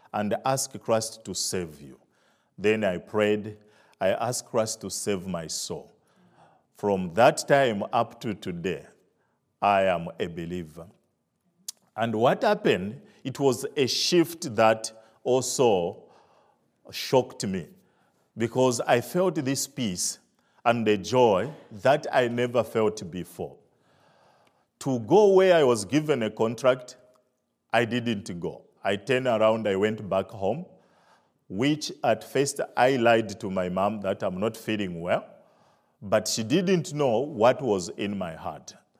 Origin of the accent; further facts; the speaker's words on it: Zambia; moved away; I'm from Africa, Zambia. Uh, I grew up in the village